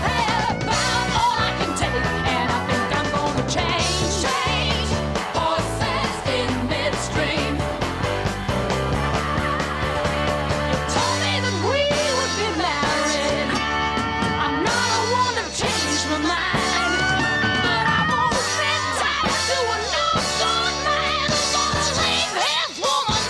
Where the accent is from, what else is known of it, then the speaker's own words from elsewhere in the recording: Mason City, Iowa, United States; my church growing up in Mason City, Iowa